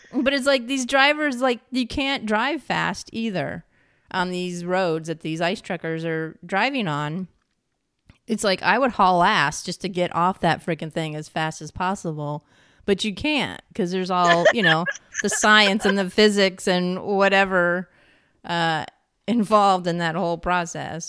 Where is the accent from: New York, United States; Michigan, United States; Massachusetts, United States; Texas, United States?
New York, United States; I'm from New York State